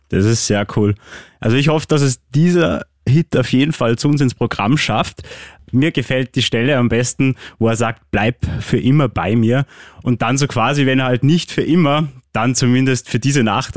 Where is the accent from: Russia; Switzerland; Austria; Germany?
Austria; bei uns in Österreich